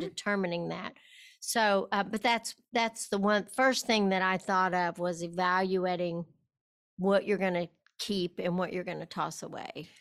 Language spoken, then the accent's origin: English; West Texas, United States; I was raised in West Texas